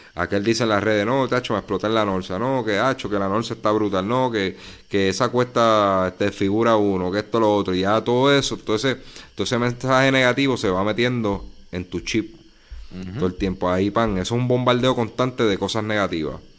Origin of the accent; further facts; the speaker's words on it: Puerto Rico; nosotros los puertorriqueños, unos por acá, otros por allá